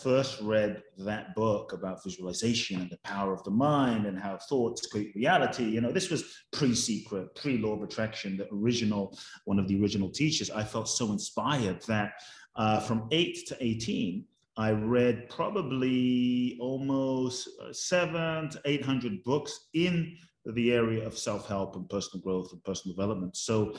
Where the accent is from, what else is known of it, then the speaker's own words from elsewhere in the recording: London, United Kingdom; I grew up in London